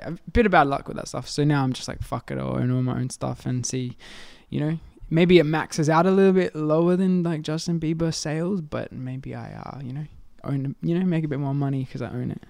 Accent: Adelaide, South Australia, Australia; I'm from Adelaide

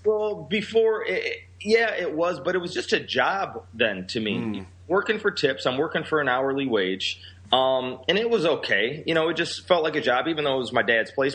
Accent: Rockford, Illinois, United States; also born or lived in Seattle / Chicago area; I'm from Rockford, Illinois, which is considered by Forbes magazine the third worst city to live in in the entire United States

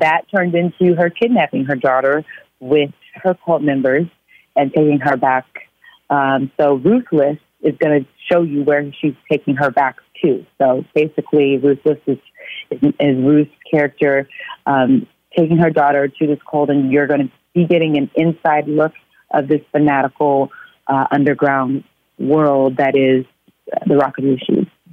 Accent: Oklahoma City, Oklahoma, United States; moved away as an adult; also born or lived in Atlanta, Georgia; now in Los Angeles, United States; I'm from Oklahoma

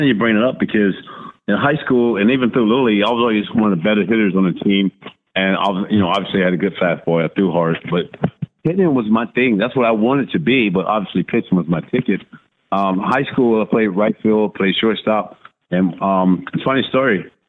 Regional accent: Tampa, Florida, United States; But it was just a fun time growing up in Tampa. At that time, good loving family, something like a mid-class family.

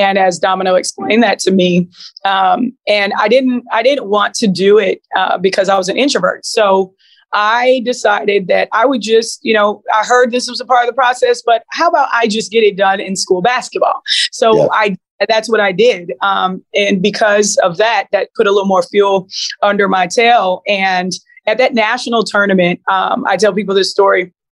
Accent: Seattle, Washington, United States; also born or lived in Louisiana; So I grew up in Seattle before moving to Louisiana at a time where, you know, gangbanging, Crips and Bloods was like a thing.

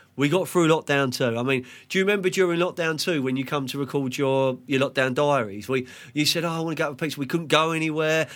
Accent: London, United Kingdom; now in Sussex, United Kingdom; We're from Fulham, West London. We live in Sussex

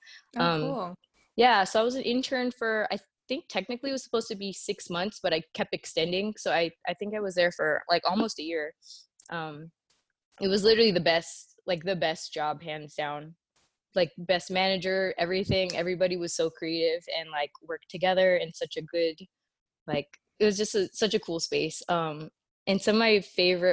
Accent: California, United States; moved away as an adult; now in Atlanta, United States; my childhood and whatnot growing up in California

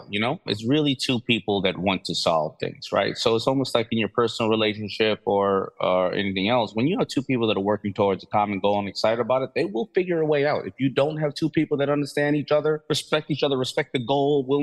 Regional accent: New York City, New York, United States; Basically, you know, kid growing up in New York City, loving fashion, loving hip hop, you know, raised by a single mother

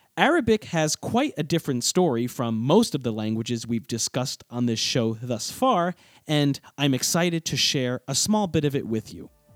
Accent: United States; as an American

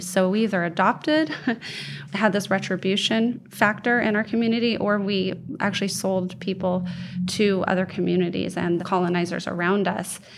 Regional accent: Oregon, United States; I grew up in Oregon

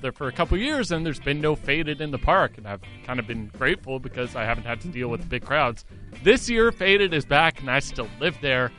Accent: Chilliwack, British Columbia, Canada; I'm from Chilliwack.

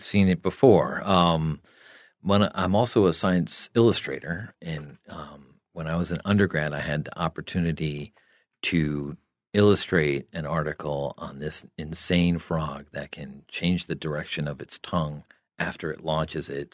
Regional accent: New Jersey, United States; I grew up in New Jersey

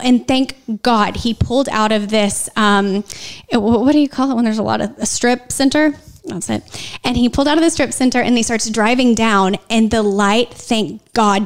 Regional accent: Oklahoma, United States; I'm from Oklahoma

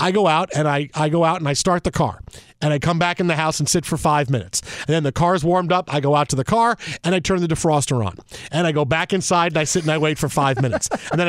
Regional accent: New York, United States; now in Los Angeles, United States; Well, look, I grew up in New York my whole life, and we went back to visit Pam's family in Detroit for one of the first times after we moved to L.A., right?

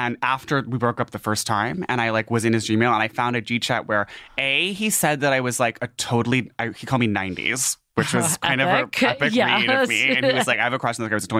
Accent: Boston, Massachusetts, United States; we're both from Boston

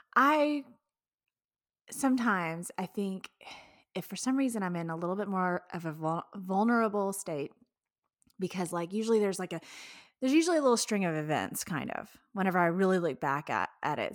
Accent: Houston, Texas, United States; I'm from Houston

